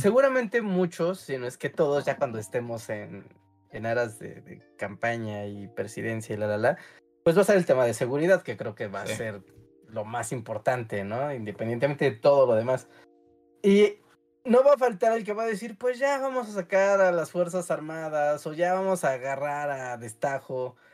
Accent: Mexico City, Mexico; Como muy chilangos nosotros

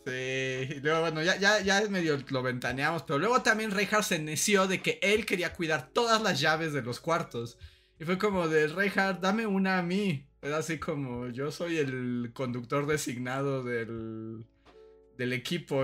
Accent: Mexico; mi historia de niño mexicano en Acapulco

